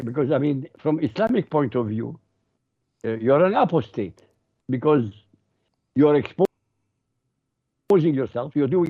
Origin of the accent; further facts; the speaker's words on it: Baghdad, Baghdad Governorate, Iraq; moved away; I came from Baghdad.